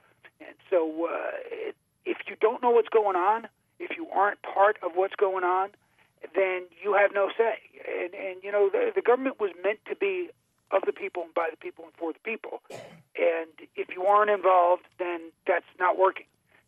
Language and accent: English; New York, United States; now in Arizona, United States; I grew up in New York, and in New York, from a Second Amendment standpoint, is just a horror show.